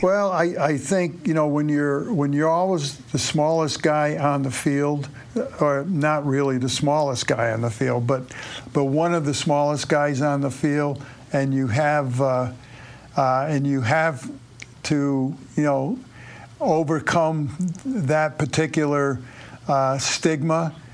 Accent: Springfield, Massachusetts, United States; I grew up in Springfield, Mass

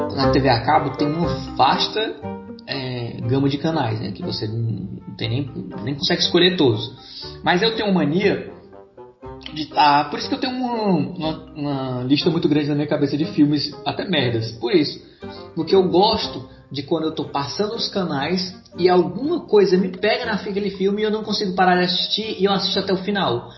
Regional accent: Fortaleza, Ceará, Brazil; also born or lived in São Paulo; aqui em Fortaleza, eu tenho que falar daqui, que é onde eu é, passei mais tempo da minha vida aqui

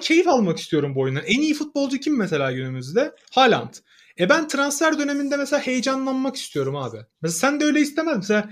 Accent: Samsun, Turkey; ben Samsunluyum mesela Samsun sporu destekliyorum. Çünkü Samsun Spor benim doğduğum büyüdüğüm şehrin takımı.

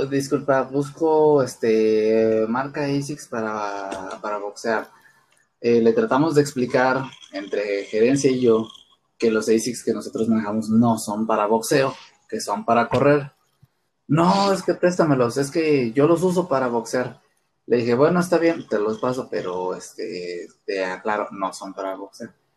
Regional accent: Mexico; nosotros, este, como mexicanos, como cultura

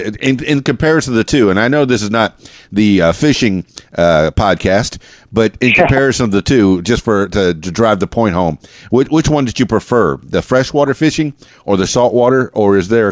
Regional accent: Florida, United States; I know I grew up in the Florida Keys in South Florida, and I did a lot of saltwater fishing.

